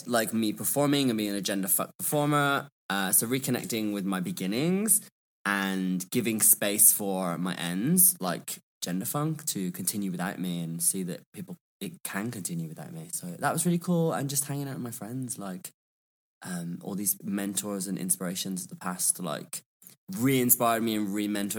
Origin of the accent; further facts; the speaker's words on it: Birmingham, West Midlands, United Kingdom; also born or lived in London; I am from Birmingham, or Birmingham, as we call it. And I just feel like my accent kind of evolved when I studied in London.